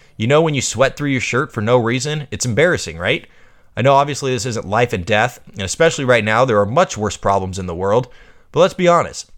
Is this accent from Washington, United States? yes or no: yes; Harrington, Washington, United States; moved away as an adult; now in Spokane, United States; I grew up in Harrington, Washington, a small B school tucked in the wheat fields of Lincoln County